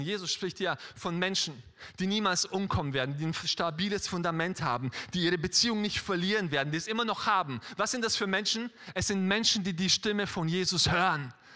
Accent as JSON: {"language": "German", "region": "Styria", "country": "Austria", "tie": "born or raised there", "said": "ich bin in Österreich aufgewachsen, in der Steiermark"}